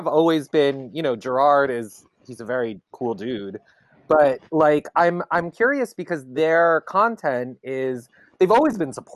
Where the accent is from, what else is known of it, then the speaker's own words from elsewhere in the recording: New York, United States; I'm from New York